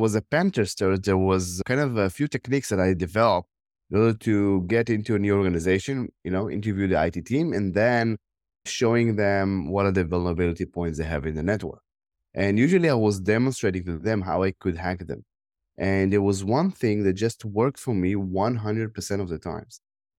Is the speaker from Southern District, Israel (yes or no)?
no; Tel Aviv District, Israel; English is a second language; Yeah, I born in Israel. I grew up around the Tel Aviv area. I spent most of my life here.